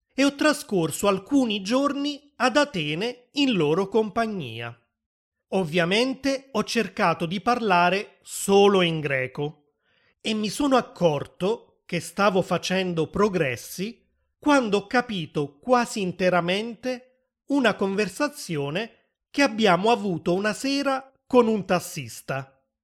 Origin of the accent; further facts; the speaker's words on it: Naples, Campania, Italy; sono nato a Napoli, nel sud dell'Italia